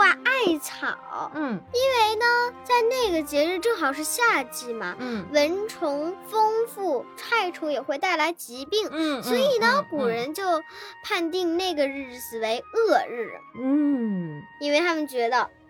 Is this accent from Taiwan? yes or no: no; China; 然后我是中国人。